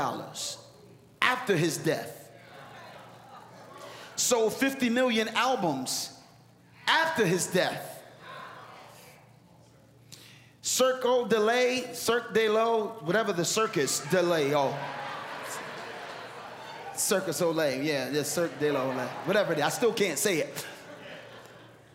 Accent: Philadelphia, Pennsylvania, United States; Philly, my hometown

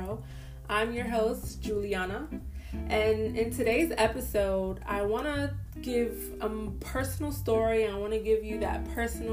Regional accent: Boston, Massachusetts, United States; moved away as an adult; now in Florida, United States; I grew up in Boston, Massachusetts, and I moved to Florida in 2013

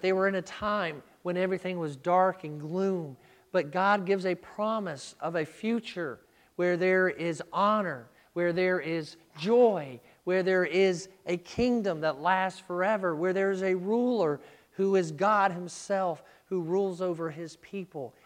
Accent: United States; We, as American Christians, live our life in freedom

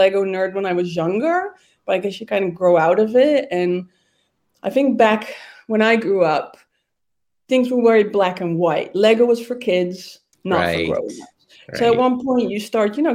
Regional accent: Amsterdam, North Holland, Netherlands; I was born and raised in Amsterdam

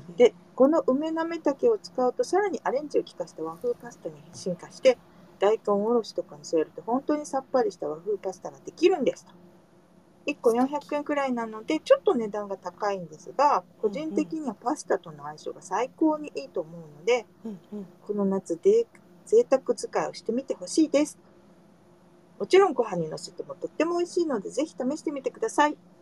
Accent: Fukuoka, Japan; moved away; 私は福岡出身者なんですが

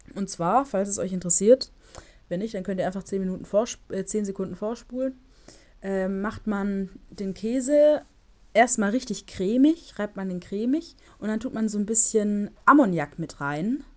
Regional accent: Stuttgart, Baden-Württemberg, Germany; moved away; bei uns in Stuttgart

